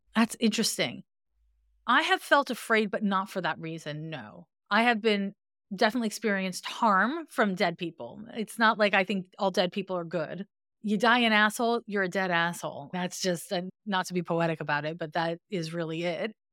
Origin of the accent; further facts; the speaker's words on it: Montreal, Quebec, Canada; I'm from Montreal, Quebec, and in Montreal, we have a different school system than anywhere else